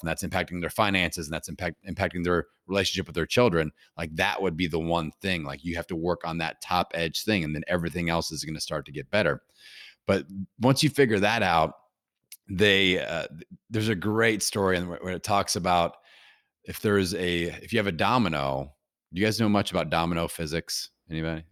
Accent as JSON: {"language": "English", "town": "Bloomington", "region": "Indiana", "country": "United States", "tie": "born or raised there", "said": "my hometown here in Bloomington, Indiana"}